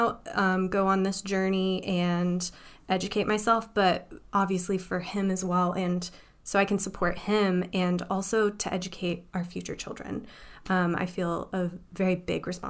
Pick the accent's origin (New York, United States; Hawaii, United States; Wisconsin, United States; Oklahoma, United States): Oklahoma, United States; I grew up in Oklahoma in a very poor, not particularly safe neighborhood